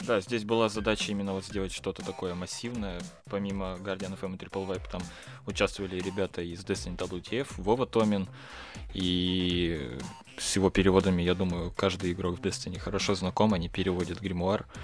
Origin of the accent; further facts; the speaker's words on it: Yekaterinburg, Sverdlovsk Oblast, Russia; я из Екатеринбурга сам